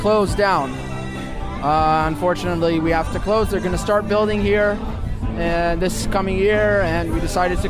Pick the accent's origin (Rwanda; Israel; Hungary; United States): Israel; Jerusalem, Jerusalem District; I'm from Jerusalem. I grew up here around the neighborhood.